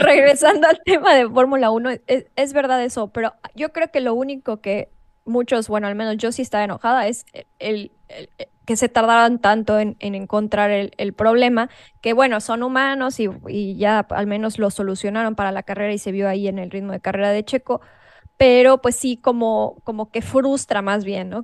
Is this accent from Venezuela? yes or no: no; Mexico; nosotros como mexicanos o como latinos